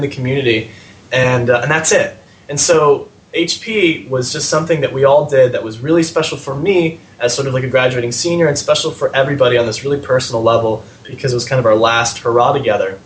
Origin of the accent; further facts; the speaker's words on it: San Francisco, California, United States; I'm from San Francisco